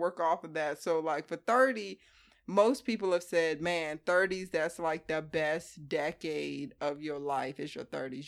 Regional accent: Hampton, Virginia, United States; moved away as an adult; we're identical twins, born and raised on the East Coast.

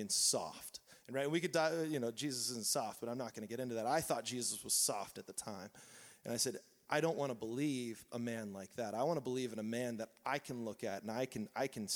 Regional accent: Southern California, United States; I grew up here in Southern California

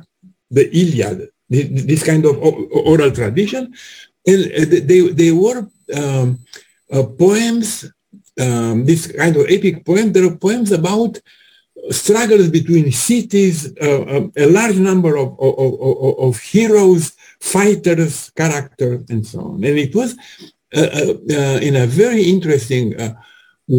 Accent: Romania; I'm from Romania

